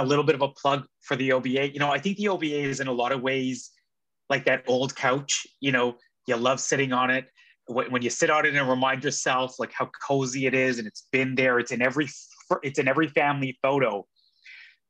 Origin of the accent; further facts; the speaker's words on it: Edmonton, Alberta, Canada; also born or lived in British Columbia; now in Toronto, Canada; I grew up in Edmonton